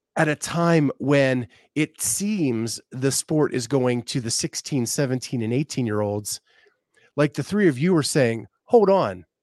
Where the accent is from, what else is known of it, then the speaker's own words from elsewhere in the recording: Pennsylvania, United States; I grew up in Pennsylvania